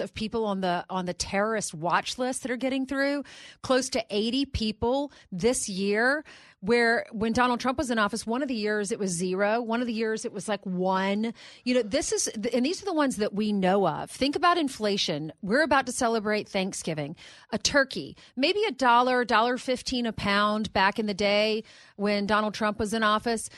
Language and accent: English; South Carolina, United States; moved away; I grew up in South Carolina